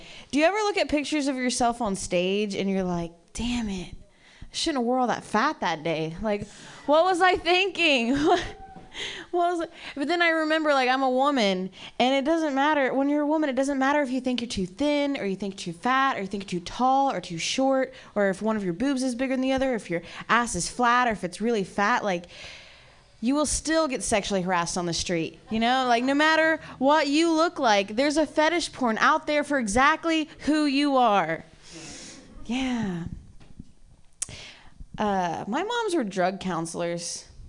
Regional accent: Ohio, United States; I'm from Ohio originally.

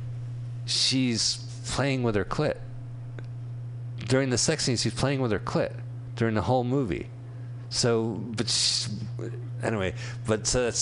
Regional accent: Montclair, New Jersey, United States; There was a head store in my town in New Jersey called Inner Dimensions

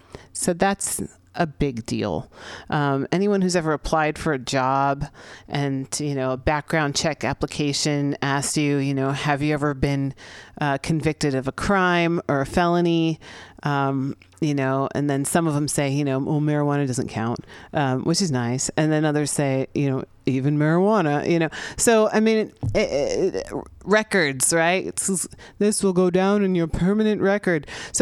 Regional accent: San Francisco, California, United States; here in San Francisco, my hometown.

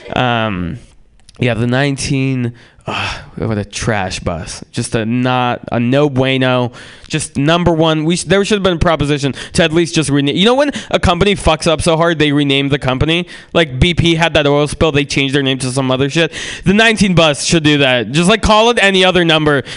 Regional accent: San Francisco, California, United States; also born or lived in Russia; I grew up in San Francisco

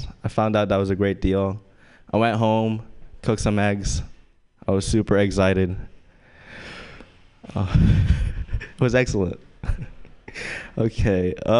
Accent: Louisiana, United States; I'm Asian, and I grew up in Louisiana for quite a bit, for like 3 years. My dad was in the military

